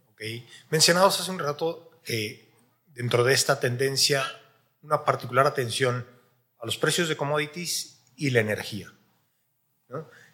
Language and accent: Spanish; Mexico; en mi país, en México